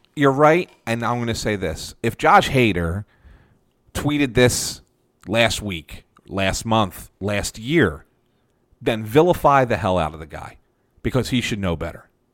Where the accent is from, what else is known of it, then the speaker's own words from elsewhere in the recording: Philadelphia, Pennsylvania, United States; I grew up in West Philadelphia and in, in, a real Italian neighborhood